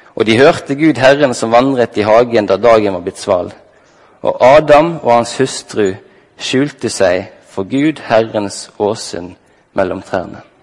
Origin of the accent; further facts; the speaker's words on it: Halsnøy, Vestland, Norway; Jeg ble tidlig tatt med på bedehuset Soar hjemme på Halsnøy